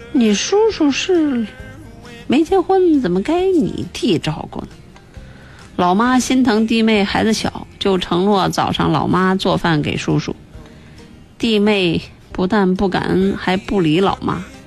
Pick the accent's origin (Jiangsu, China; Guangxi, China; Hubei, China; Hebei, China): Hebei, China; Chengde; 因为我我是承德人嘛，像那个劲儿啊什么的，这也是我们当地的方言。